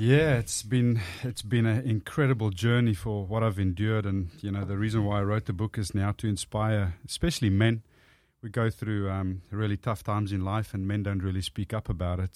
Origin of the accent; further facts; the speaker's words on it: South Africa; accent: South African; first language Afrikaans; English is a second language; moved away as an adult; now in Australia; I grew up speaking Afrikaans, which is basically Dutch